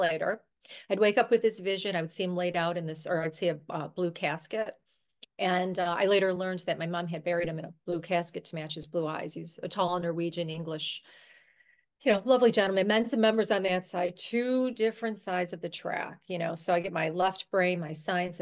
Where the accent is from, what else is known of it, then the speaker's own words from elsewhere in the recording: Buffalo, New York, United States; I'm from New York, actually Buffalo, New York